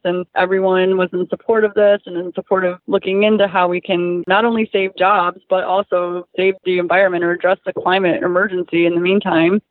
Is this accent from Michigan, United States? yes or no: yes; Flint, Michigan, United States; moved away as an adult; now in Oshawa, Canada; in Flint, where I was from, I was actually a shop steward at the library that I worked at there